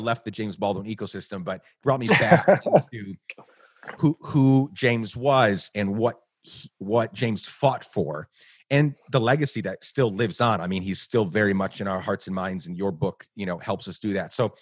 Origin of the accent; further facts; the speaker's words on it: Guatemala; moved away as an adult; also born or lived in New York; now in United States; I was born in New York, but I grew up in Guatemala